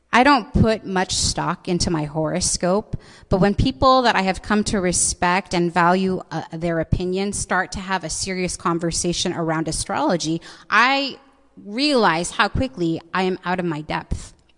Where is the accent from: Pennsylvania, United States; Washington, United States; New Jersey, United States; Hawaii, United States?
Washington, United States; Seattle; I was born and raised in this city